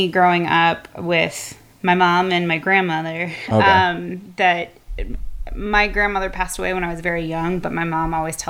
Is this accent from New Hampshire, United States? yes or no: no; Wauwatosa, Wisconsin, United States; also born or lived in Door County, Wisconsin; I grew up in the Tosa area